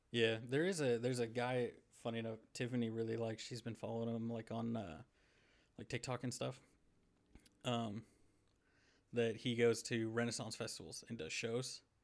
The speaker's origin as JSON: {"language": "English", "country": "United States", "tie": "born or raised there", "also_born_or_lived": "Arkansas / Missouri", "said": "I grew up in Arkansas and Missouri"}